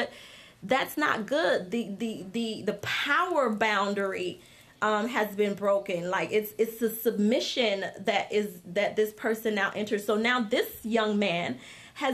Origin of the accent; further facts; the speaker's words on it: Haiti; now in United States; I wasn't born here. I'm from Haiti